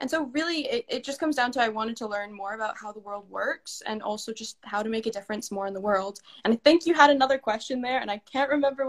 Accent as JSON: {"language": "English", "country": "Canada", "also_born_or_lived": "Scotland / Italy", "said": "I would describe myself as I'm a proud Canadian, but also part-time Scot and Italian. So you'll hear my accent kind of change."}